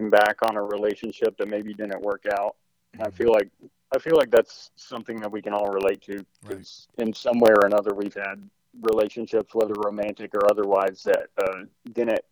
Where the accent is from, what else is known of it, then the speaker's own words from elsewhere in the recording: East Texas, United States; moved away as an adult; now in Arkansas, United States; I'm from East Texas. So around Longview, Tyler, East Texas